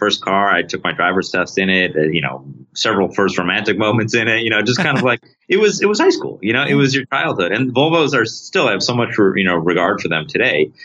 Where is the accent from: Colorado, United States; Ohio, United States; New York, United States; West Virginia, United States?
New York, United States; Rochester; I'm from Rochester, New York.